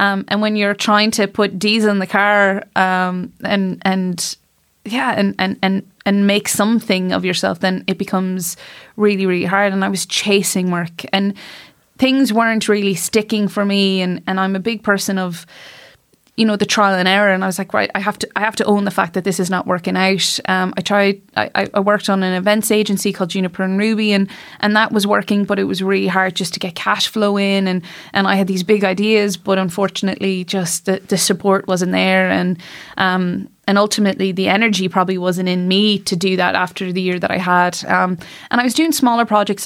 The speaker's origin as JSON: {"language": "English", "town": "Shrule", "region": "Connacht", "country": "Ireland", "tie": "born or raised there", "also_born_or_lived": "Boston, United States / New York, United States", "said": "I was born in the States, but raised very much in Ireland, did all my schooling here"}